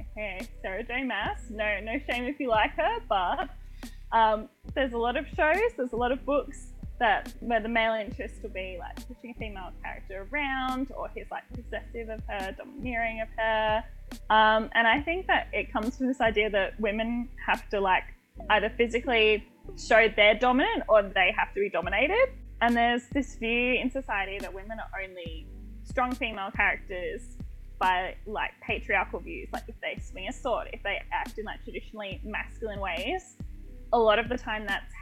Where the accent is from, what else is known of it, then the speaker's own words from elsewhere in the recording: Australia; I'm Australian